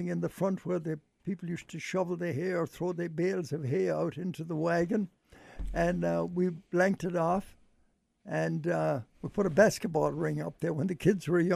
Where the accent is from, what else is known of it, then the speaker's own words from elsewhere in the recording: Ballina, Connacht, Ireland; now in Cleveland, United States; my hometown of Ballina